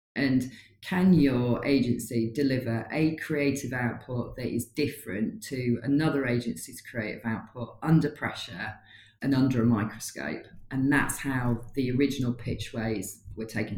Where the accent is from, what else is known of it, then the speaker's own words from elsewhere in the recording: Newcastle upon Tyne, North East England, United Kingdom; now in Leeds, United Kingdom; I'm a Geordie, but I live in Leeds